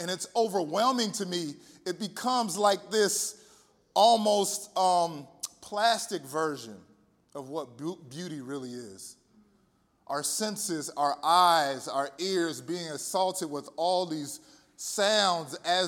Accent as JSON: {"language": "English", "region": "Southern California", "country": "United States", "tie": "born or raised there", "moved": "as an adult", "lives_now": "Chicago, United States", "said": "I was born and raised in Southern California"}